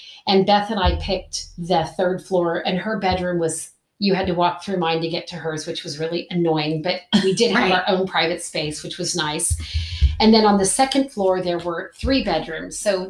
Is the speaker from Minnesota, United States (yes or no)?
no; Topeka, Kansas, United States; Well, we moved to Potwin when I was going to start sixth grade. We had lived right across from Randolph Elementary prior to that, but we grew out of the house that we were living in then.